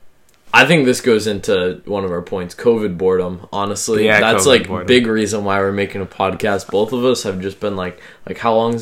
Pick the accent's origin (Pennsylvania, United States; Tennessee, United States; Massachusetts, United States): Massachusetts, United States; Grew up in Massachusetts. Lived my whole life in Massachusetts.